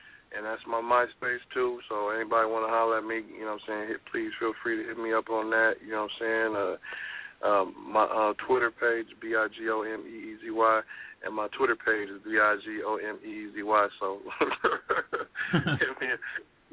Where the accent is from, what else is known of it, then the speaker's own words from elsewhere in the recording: Oakland, California, United States; when I was growing up in Oakland